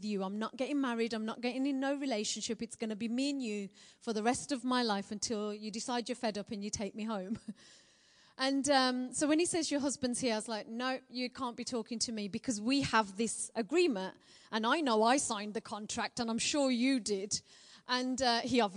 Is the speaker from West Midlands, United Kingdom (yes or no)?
yes; Birmingham, West Midlands, United Kingdom; accent: Birmingham; I'm a Brummie born and bred girl